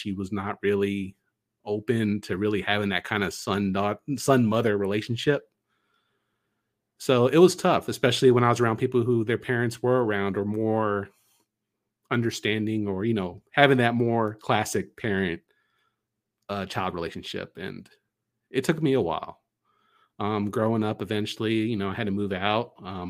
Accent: Dallas, Texas, United States; I'm coming from Dallas, Texas.

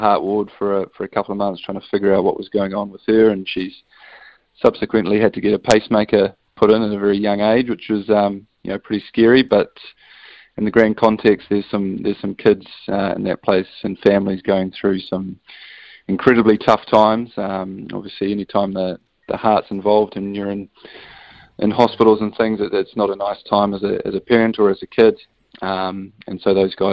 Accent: New Zealand; as a Kiwi without a European passport

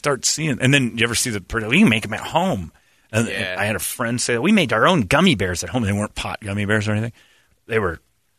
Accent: Cleveland, Ohio, United States; Oh, I'm from Cleveland, Ohio, and I'm going to tell you a story.

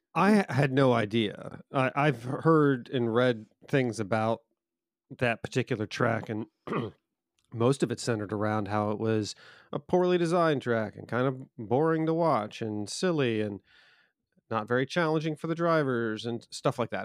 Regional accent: United States; as an American

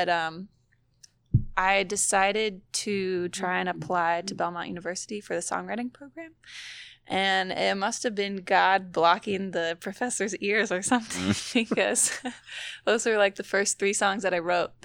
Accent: Portugal; moved away as an adult; now in Charlotte, United States; I grew up in Portugal

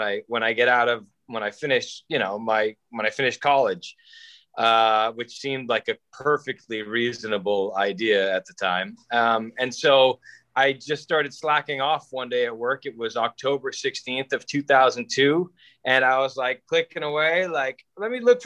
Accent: Danvers, Massachusetts, United States; I grew up on the North Shore of Boston in a little town called Danvers

